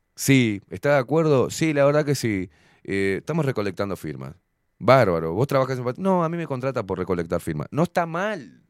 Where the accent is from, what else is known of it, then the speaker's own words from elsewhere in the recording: Argentina; now in Uruguay; soy uruguayo, me crié en Argentina.